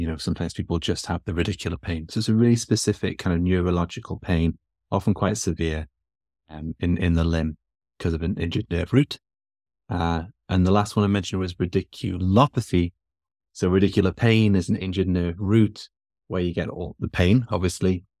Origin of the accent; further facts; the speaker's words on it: Newcastle upon Tyne, North East England, United Kingdom; moved away as an adult; now in Texas, United States; I'm from England. I'm from the north of England, uh, from Newcastle originally. I've been in the States for three, coming on four years now.